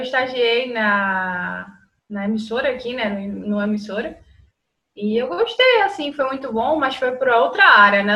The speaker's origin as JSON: {"language": "Portuguese", "town": "Recife", "region": "Pernambuco", "country": "Brazil", "also_born_or_lived": "Covilhã, Portugal", "accent": "Brazilian", "moved": "as an adult", "lives_now": "Portugal", "said": "de Recife, né? Somos do Nordeste do Brasil."}